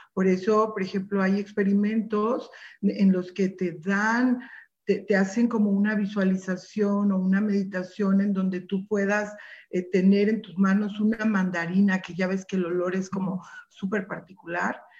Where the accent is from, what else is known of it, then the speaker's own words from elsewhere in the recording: Mexico; como mexicanos